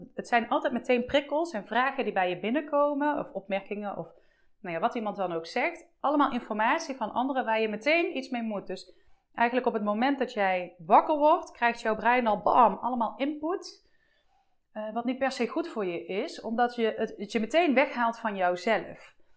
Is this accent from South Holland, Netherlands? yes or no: no; Eindhoven, North Brabant, Netherlands; ik kom uit Eindhoven, hè, dus opnieuw uit de buurt van Eindhoven.